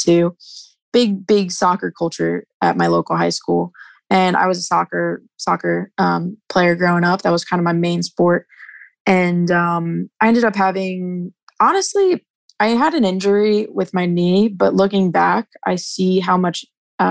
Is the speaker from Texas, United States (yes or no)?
no; New Jersey, United States; I'm from New Jersey